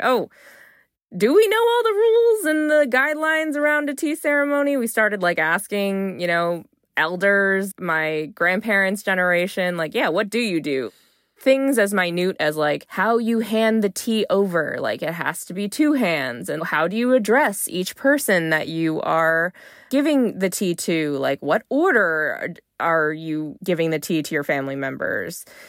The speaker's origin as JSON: {"language": "English", "country": "United States", "said": "if you're here in the U S at home, I might kinda think, \"I'm Chinese American.\" If I'm abroad, it's, like, okay, I'm American"}